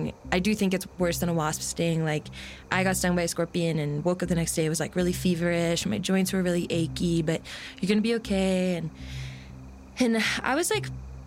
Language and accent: English; Washington, United States; I grew up in Washington State and spent a lot of time in the Cascades with my parents and brothers.